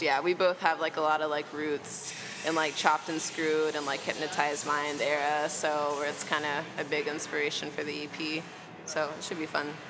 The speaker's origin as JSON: {"language": "English", "region": "Texas", "country": "United States", "moved": "yes", "lives_now": "Chicago, United States", "said": "I'm from Texas originally"}